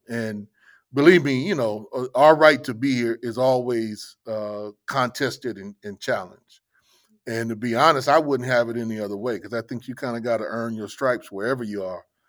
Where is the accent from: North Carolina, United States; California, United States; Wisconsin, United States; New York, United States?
California, United States; Los Angeles; now in Jackson, United States; growing up in Los Angeles